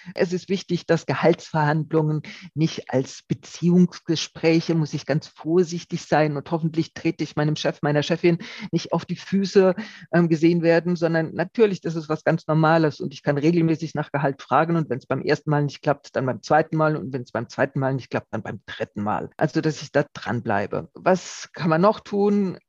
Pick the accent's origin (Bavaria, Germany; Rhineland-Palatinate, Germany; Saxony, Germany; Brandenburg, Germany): Rhineland-Palatinate, Germany; Ich komme ja aus der Pfalz, wo es äh, viele Wingert gibt